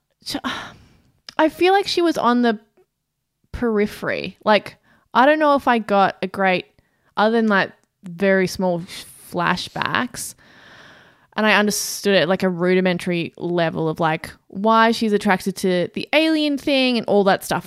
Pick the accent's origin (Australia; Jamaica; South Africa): Australia; as an Australian